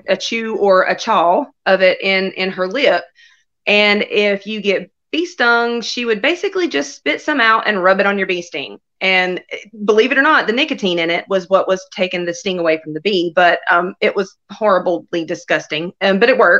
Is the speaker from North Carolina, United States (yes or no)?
yes; North Cove, North Carolina, United States; where I grew up in North Cove, you are 20 minutes from any kind of store